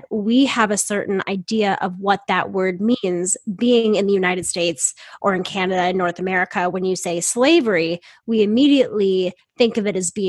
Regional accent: Ireland; being abused and harassed by people because we're Irish

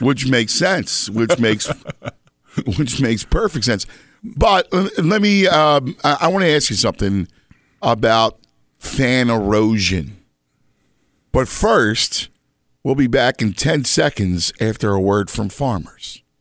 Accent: Philadelphia, Pennsylvania, United States; moved away; also born or lived in Chicago / New York; I'm from, obviously, Philadelphia, and I lived elsewhere, Chicago, New York.

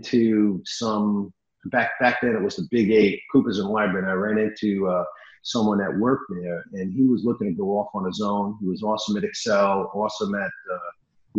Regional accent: New York, United States; I'm Italian from New York

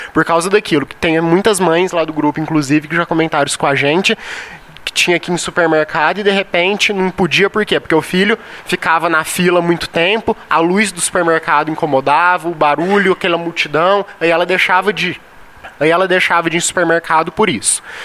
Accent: São Paulo, Brazil; now in Goiás, Brazil; Não sou goiano, sou paulista

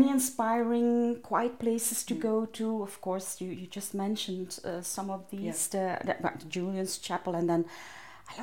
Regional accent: Ghent, Flanders, Belgium; I grew up in Ghent

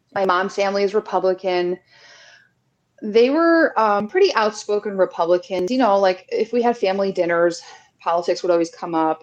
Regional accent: New Jersey, United States; also born or lived in New York City; I'm from New Jersey. I've worked in New York City for most of my adult life.

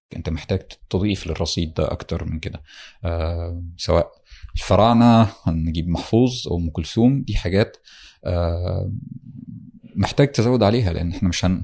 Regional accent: Damietta Governorate, Egypt; انا من دمياط محافظه ساحليه على البحر المتوسط والنيل من قرية في دمياط

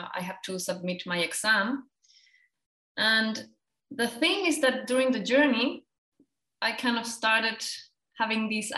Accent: Chile; now in Germany; I'm from Chile. I'm from South America.

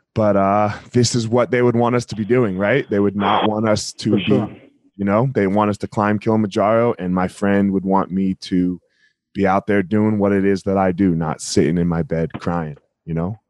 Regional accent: New Jersey, United States; I'm from Jersey

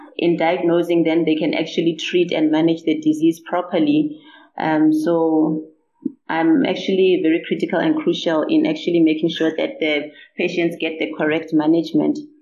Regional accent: Limpopo, South Africa; I'm actually from Limpopo. I was born and bred here in Limpopo.

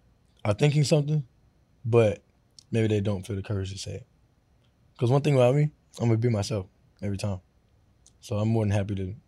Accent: Florida, United States; So, but I got that from my dad because I grew up in Florida.

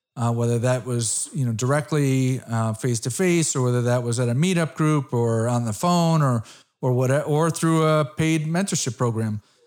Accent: Connecticut, United States; I'm from Connecticut.

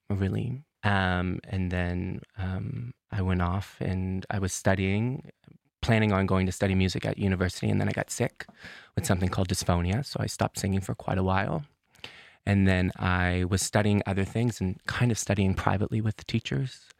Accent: Truro, Nova Scotia, Canada; moved away as an adult; now in Copenhagen, Denmark; I'm from Nova Scotia. I'm from a place called Truro. It is a, a historically black um, community. Um, that has its ties to um, the Great Migration.

